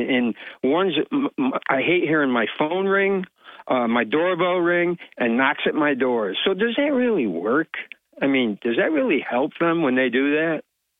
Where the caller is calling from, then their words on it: Vestal, New York, United States; Hello there, Bob. It's … from Vestal.